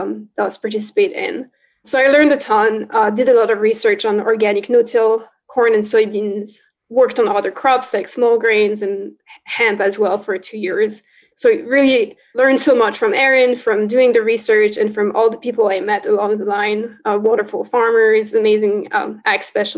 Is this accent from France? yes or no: yes; northeastern France, France; moved away; I grew up in France on a farm in northeastern France